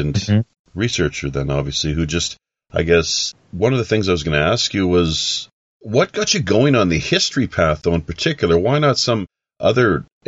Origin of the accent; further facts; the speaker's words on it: Canada; I'm from Canada